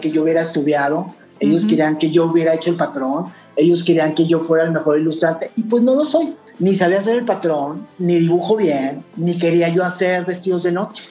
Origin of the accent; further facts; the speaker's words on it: Torreón, Coahuila, Mexico; moved away as an adult; now in New York, United States; mi formación de haber nacido en en Torreón, de ser como somos los de Torreón o del norte